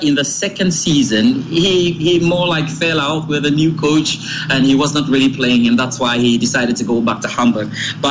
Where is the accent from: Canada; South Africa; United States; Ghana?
Ghana; I'm a Ghanaian